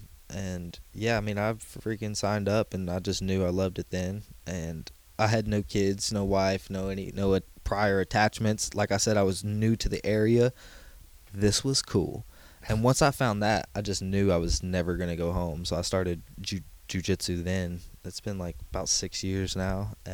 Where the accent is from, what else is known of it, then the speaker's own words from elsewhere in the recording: Texas, United States; I'm from Texas.